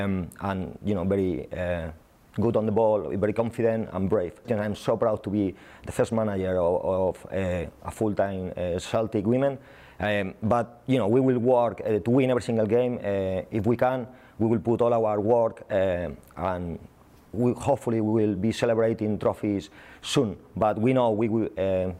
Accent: Spain; accent: Spanish; English is a second language; moved away as an adult; also born or lived in Southampton / Everton; now in Glasgow, United Kingdom; I'm Spanish, as you can see with my accent.

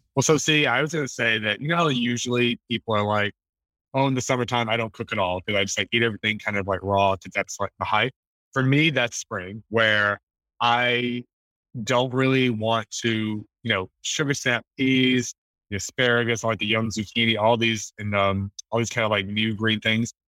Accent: the South, United States; moved away; I remember growing up in the South

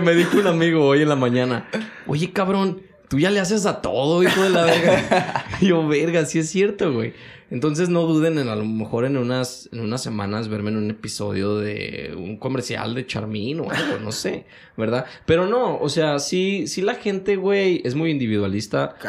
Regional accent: Mexico; moved away as an adult; now in United States; soy mexicano

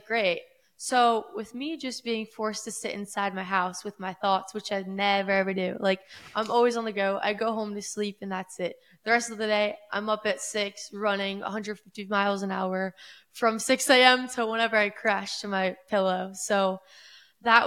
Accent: Boca Raton, Florida, United States; I grew up in East Boca Raton, Florida, Palm Beach County

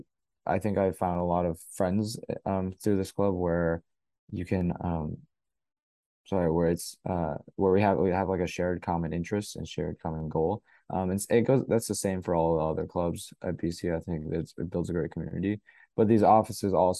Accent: North Carolina, United States; moved away as an adult; now in Boston, United States; I'm from North Carolina, so a little bit ways away in the South.

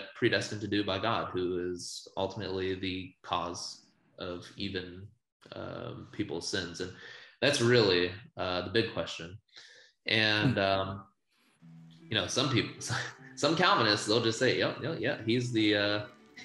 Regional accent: Virginia Beach, Virginia, United States; also born or lived in California; I was born in Virginia. Virginia Beach. And so I lived there most of my life through high school

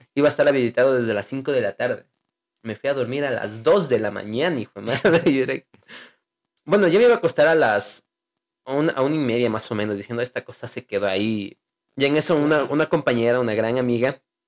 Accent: Ecuador; como somos del Ecuador

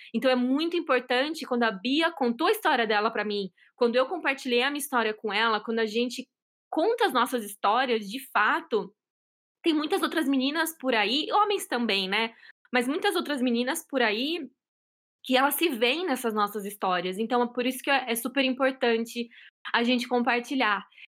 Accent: São Paulo, Brazil; moved away as an adult; now in Boston, United States; Atualmente eu moro em Boston, em Massachusetts. Eu sou de São Paulo, já estou aqui nos Estados Unidos faz quatro anos

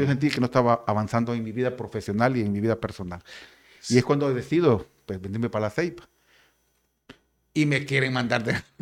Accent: San Pedro Sula, Cortés, Honduras; moved away as an adult; now in La Ceiba, Honduras; Yo soy de San Pedro Sula, ¿verdad? De la colonia modelo allá en San Pedro Sula

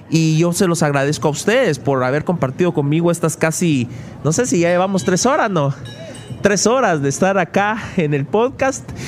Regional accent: Mixco, Guatemala Department, Guatemala; aquí en Misco, en el lugar donde yo nací, en el lugar donde yo crecí y aquí donde yo vivo

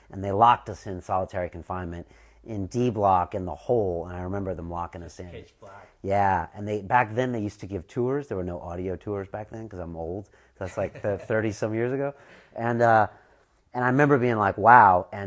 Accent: California, United States; you know, I'm from Southern California, but I chose to come to San Francisco for a bunch of reasons.

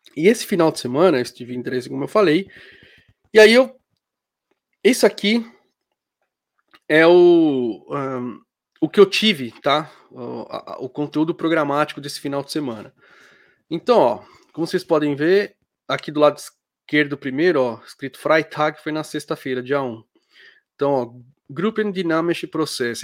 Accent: Brazil; moved away; also born or lived in Germany; eu sou brasileiro

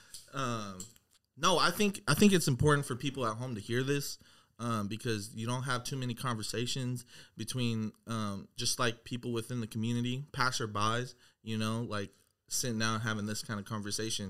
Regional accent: Seattle, Washington, United States; I'm from the South

